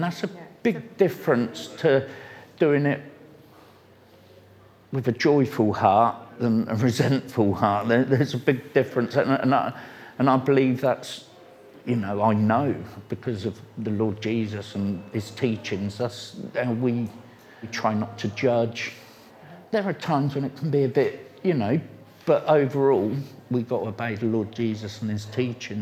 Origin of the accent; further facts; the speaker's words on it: Reading, South East England, United Kingdom; I grew up in Reading. When I was a child, we used to call it the Irish Road